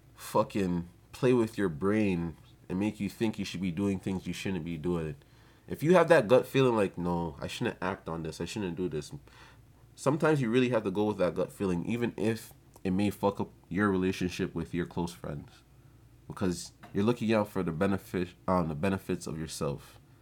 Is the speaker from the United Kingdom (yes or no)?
no; Jamaica; I'm not gonna blame it on being Jamaican, but I'm gonna blame it on being Ja-, Jamaican